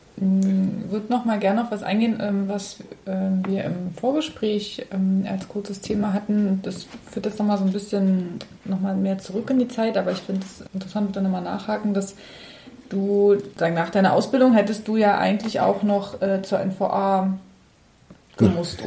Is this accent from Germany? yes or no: yes; Cottbus, Brandenburg, Germany; ich bin ja in Cottbus groß geworden